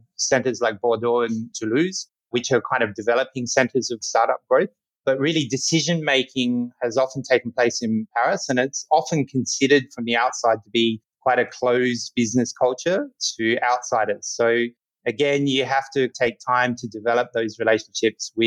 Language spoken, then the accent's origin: English; Australia; also born or lived in Berlin, Germany; I was actually born in Berlin as well, but I grew up in Australia